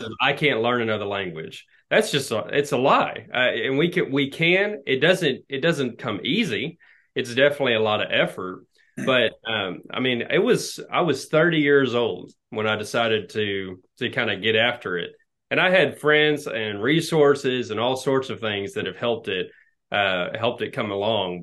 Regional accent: Nacogdoches, Texas, United States; moved away; So I'm from East Texas originally, and I'm in the the sticks of East Texas, the piney woods of Nacogdoches

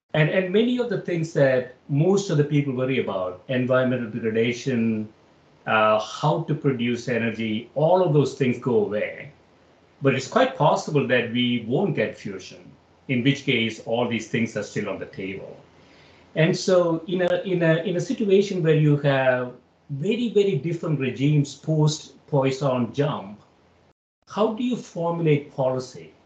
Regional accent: Kerala, India; moved away as an adult; also born or lived in Chicago; I grew up in South India in a in a obscure place called Kerala

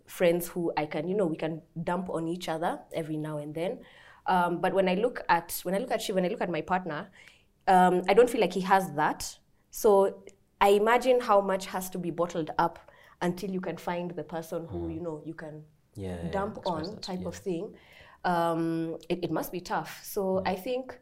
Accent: Nairobi, Kenya; we both grew up in Nairobi

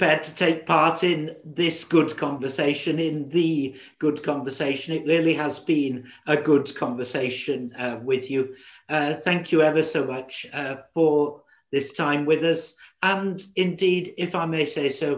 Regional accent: Manchester, North West England, United Kingdom; now in Wales; I'm from Manchester as well

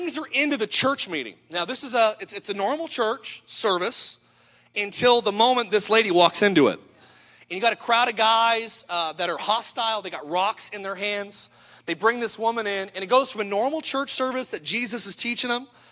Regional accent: Idaho, United States; I'm from Idaho

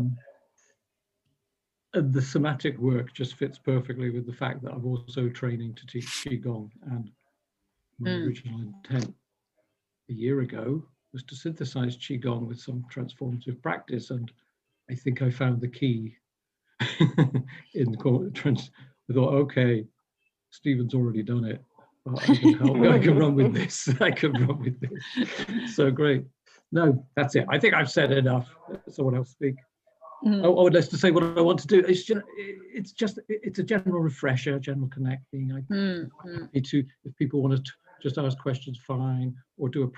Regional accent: England, United Kingdom; moved away as an adult; now in Canada; I'm English, but I've been in Canada for the last 5 years.

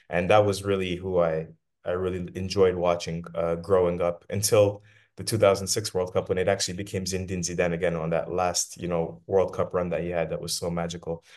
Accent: Windsor, Ontario, Canada; also born or lived in Detroit, Michigan, United States; now in Algiers, Algeria; I grew up in Canada and, uh, in Windsor, Ontario

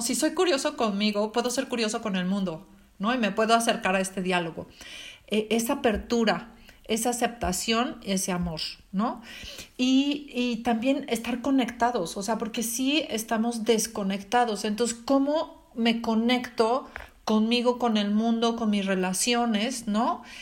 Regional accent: Mexico; moved away; soy mexicana

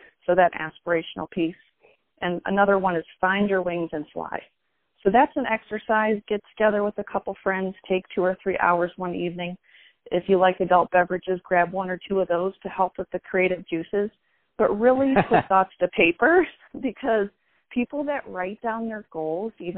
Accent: Detroit, Michigan, United States; now in Cleveland, United States; I grew up in the Detroit area, and now I'm based in Cleveland

